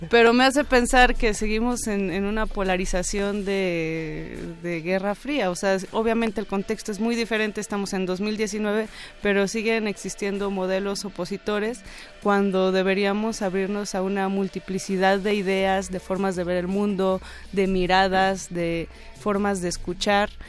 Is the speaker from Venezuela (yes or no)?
yes; Venezuela; Soy hermana venezolana también.